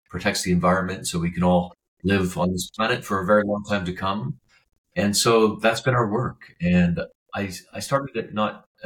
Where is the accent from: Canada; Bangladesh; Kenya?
Canada; Vancouver, British Columbia; also born or lived in Lethbridge, Alberta; my life, which began in Lethbridge, Alberta, and I was raised in Vancouver